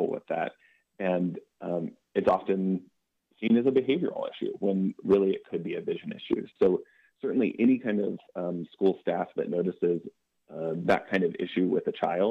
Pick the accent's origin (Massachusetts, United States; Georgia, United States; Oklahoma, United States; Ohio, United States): Ohio, United States; Athens County; being from the area. I grew up in Athens County